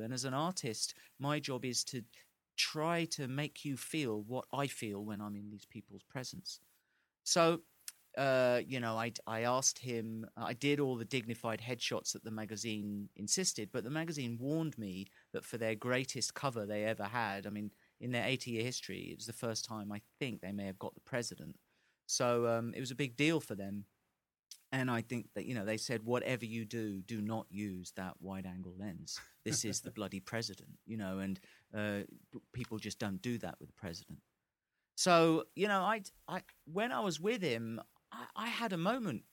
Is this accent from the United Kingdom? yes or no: yes; England, United Kingdom; as an Englishman